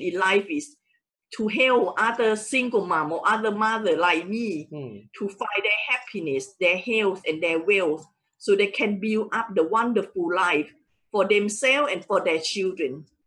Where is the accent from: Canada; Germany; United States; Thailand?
Thailand; English is a second language; moved away as an adult; now in United Kingdom; I original from Thailand hmm. and I came to UK in 1994 just wow. to further my education